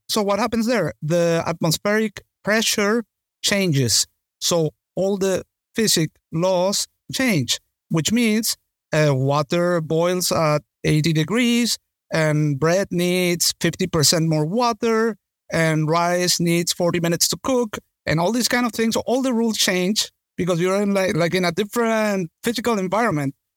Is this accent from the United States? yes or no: no; Venezuela; I come from Venezuela